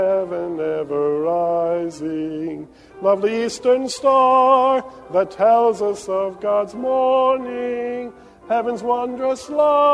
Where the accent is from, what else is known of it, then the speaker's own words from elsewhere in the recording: Caracas, Capital District, Venezuela; now in New Brunswick, United States; where I grew up in Caracas, Venezuela